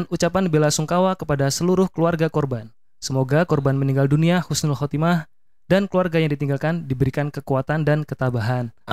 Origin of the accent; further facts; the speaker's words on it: Yogyakarta, Special Region of Yogyakarta, Indonesia; Penangkapannya di Kabupaten Bantul ini cukup mengagetkan ya bagi saya warga Jogja.